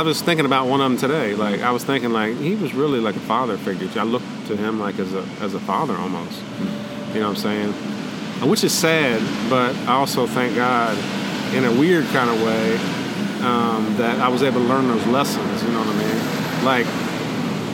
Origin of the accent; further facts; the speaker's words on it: Appalachia, West Virginia, United States; also born or lived in Eastern Panhandle, West Virginia; growing up in Appalachia, you know what I mean? So my dad wanted to kind of get us out of there, and he got a job with the state park system in West Virginia. So when I was 10 years old, we moved up 5 hours away, completely across the state, to the Eastern Panhandle